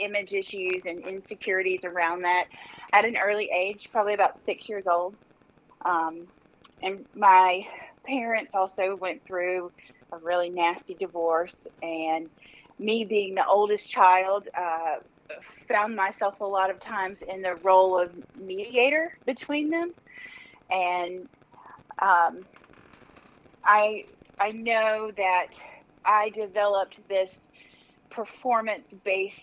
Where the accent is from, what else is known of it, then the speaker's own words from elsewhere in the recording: Mississippi Gulf Coast, United States; I'm born and raised here in Mississippi. I grew up on the Mississippi Gulf Coast in a sleepy little coastal town